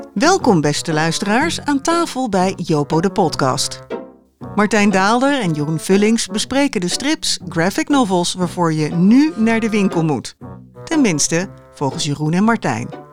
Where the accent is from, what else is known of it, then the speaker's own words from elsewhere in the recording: Amsterdam, North Holland, Netherlands; Amsterdam-Zuid, waar ik vandaan kom. Dit is mijn buurt. Hier, dit is mhm. gewoon de architectuur van, van mijn jeugd